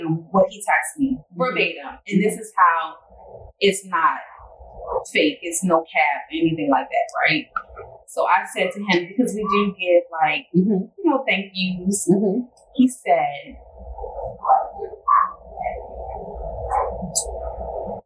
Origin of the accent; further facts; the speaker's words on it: Baltimore, Maryland, United States; I'm from Baltimore